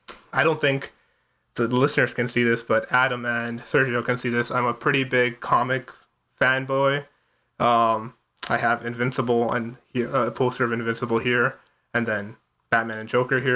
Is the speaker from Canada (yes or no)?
yes; Toronto, Ontario, Canada; also born or lived in India; now in Savannah, United States; I was born in India, but I was raised in like the Toronto, Canada area. So most of my life, or most of my working memory, actually all of my working memory is from Canada. And I guess I consider myself equally Canadian as much as Indian.